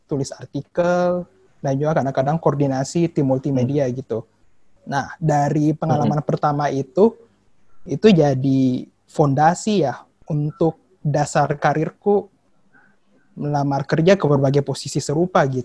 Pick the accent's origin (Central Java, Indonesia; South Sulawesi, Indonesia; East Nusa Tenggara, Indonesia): South Sulawesi, Indonesia; Makassar; moved away; also born or lived in Jakarta; Jadi sebenarnya sih kemarin asal asalku itu dari Makassar, Sulawesi Selatan. Tapi sempat merantau ke Jakarta juga